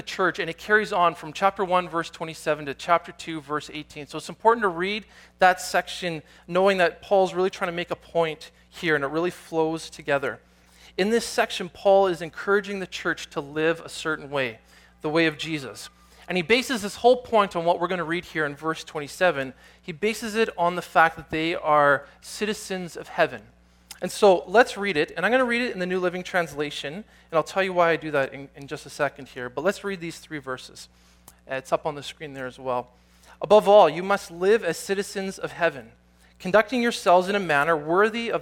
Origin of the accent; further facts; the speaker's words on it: Canada; also born or lived in Nelson, British Columbia; I'm Canadian, this is part of who I am, this is my identity